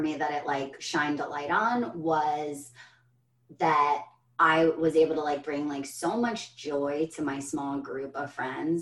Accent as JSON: {"language": "English", "country": "United States", "said": "I'm an American"}